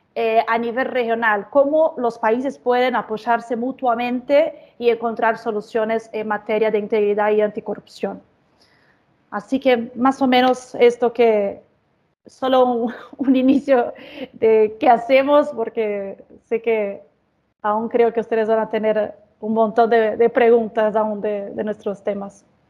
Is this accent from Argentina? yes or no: no; Brazil; Spanish is a second language; soy brasileña, así que les pido disculpas por cualquier portuñol que me salga